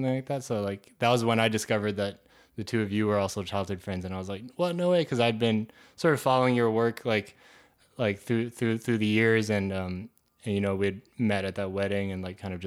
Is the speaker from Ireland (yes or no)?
no; Canada; now in United States; I'm Canadian as well